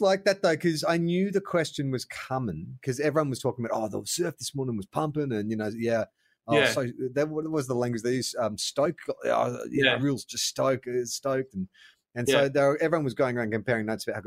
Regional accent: Melbourne, Victoria, Australia; moved away; also born or lived in Sydney; I grew up in Melbourne

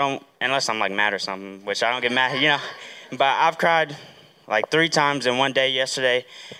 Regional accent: Huntsville, Alabama, United States; from Huntsville, Alabama.

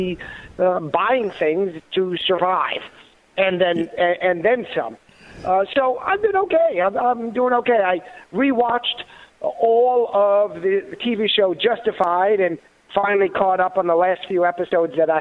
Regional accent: New York, United States; moved away; born in New York, I guess I still can call myself a New Yorker

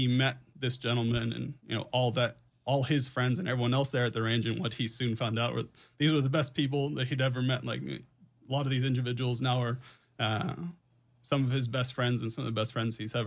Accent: Houston, Texas, United States; born and raised in Houston, Texas

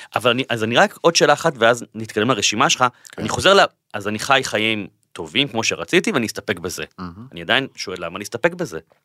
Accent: Bat Yam, Tel Aviv District, Israel; נולדתי בבת ים, הורים גרושים, אימא חד-הורית, בקושי כסף בבית

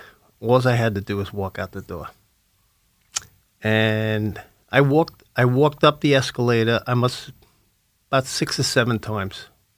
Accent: Lynbrook, New York, United States; my hometown in Lynbrook

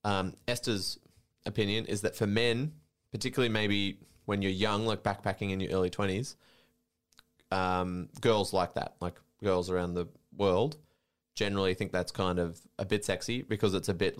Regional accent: Australia; I'm the Australian

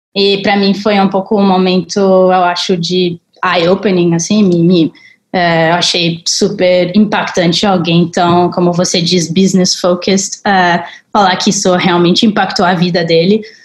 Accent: Colorado, United States; also born or lived in Paris, France; now in Brazil; Nasci em Paris, morei grande parte da minha vida no Colorado, onde eu cresci numa parte bem remota do Colorado e no meio de uma floresta

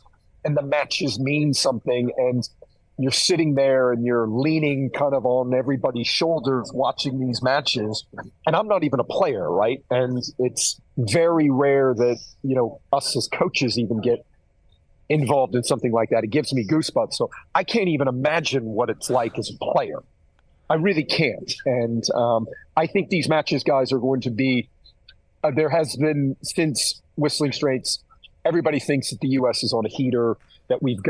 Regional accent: United States; being an American

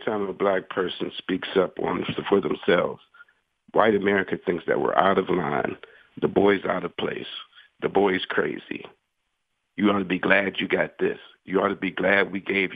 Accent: Pittsburgh, Pennsylvania, United States; I'm from Homewood

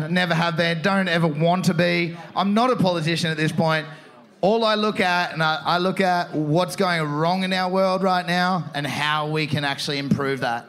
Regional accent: Torquay, Victoria, Australia; I'm in my hometown here, and I love Torquay

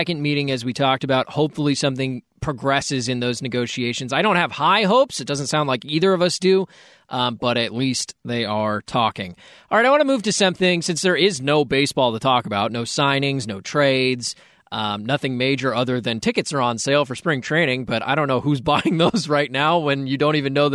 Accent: Dallas, Texas, United States; I was growing up in Dallas at the time

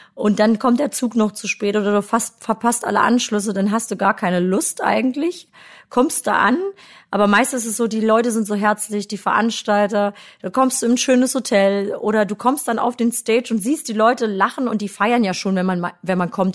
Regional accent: Germany; Ich komme ja aus dem Harz und äh, da bin ich eigentlich immer schon als sehr kreatives Kind aufgewachsen.

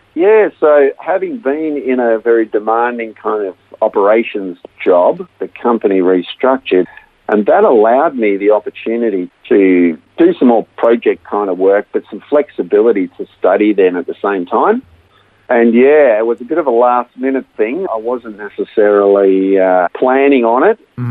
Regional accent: Melbourne, Victoria, Australia; I was born right here in Melbourne and uh, raised in a, in a Christian family to Dutch migrant parents

